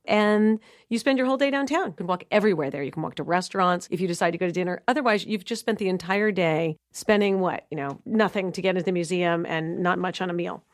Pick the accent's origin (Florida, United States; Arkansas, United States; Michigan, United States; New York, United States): New York, United States; New York City; now in Dallas, United States; I grew up in New York City living at museums on weekends